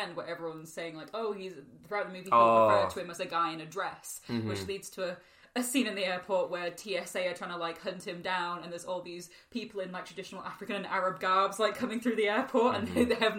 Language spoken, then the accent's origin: English; the Northeast, North East England, United Kingdom; I am from the Northeast